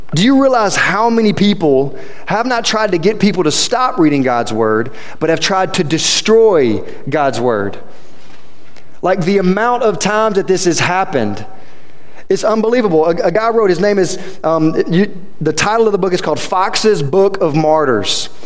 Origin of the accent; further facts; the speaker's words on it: Quitman, Louisiana, United States; I came from Quitman, Louisiana. Half of you don't even know where that's at still, and I talk about it all the time. 15 minutes that direction, south of here. That's where I'm from.